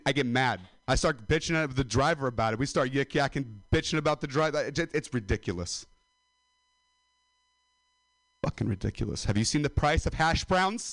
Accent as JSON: {"language": "English", "town": "Modesto", "region": "California", "country": "United States", "said": "I'm a dropout from Modesto"}